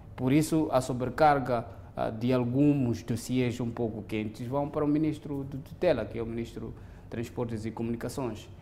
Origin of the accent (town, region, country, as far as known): Mozambique